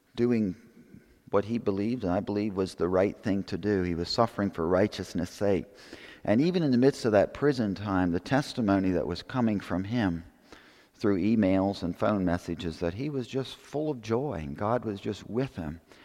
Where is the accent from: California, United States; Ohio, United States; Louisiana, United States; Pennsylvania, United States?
Pennsylvania, United States; I grew up in Pennsylvania